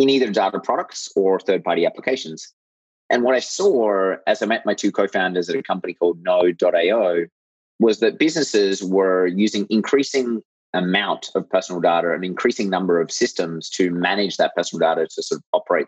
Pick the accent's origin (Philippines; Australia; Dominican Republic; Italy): Australia; moved away as an adult; also born or lived in United States / Europe / Japan; now in Bay Area, United States; I grew up in Australia